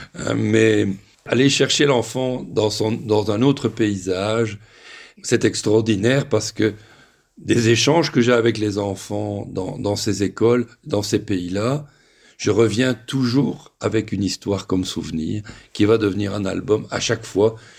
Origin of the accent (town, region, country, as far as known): Belgium; moved away